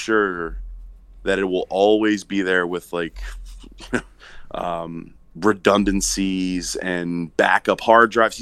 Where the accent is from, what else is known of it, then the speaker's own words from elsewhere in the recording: Maryland, United States; growing up in Maryland